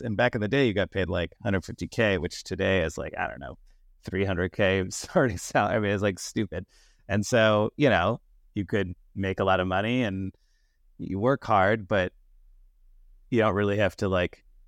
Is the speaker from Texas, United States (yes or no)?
no; Danville, California, United States; also born or lived in Yale; I grew up in a small town uh, in the East Bay Area called Danville